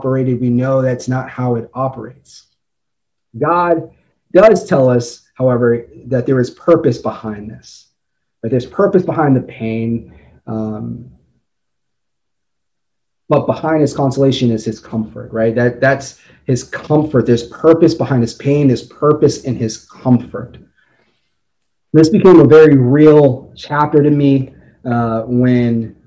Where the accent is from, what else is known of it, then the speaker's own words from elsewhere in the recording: Las Vegas, Nevada, United States; moved away; also born or lived in Boston; I was raised in Las Vegas